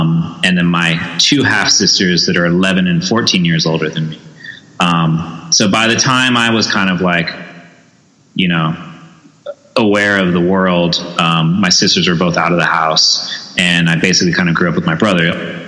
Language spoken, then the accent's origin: English; San Diego, California, United States; Yeah, born and raised in San Diego.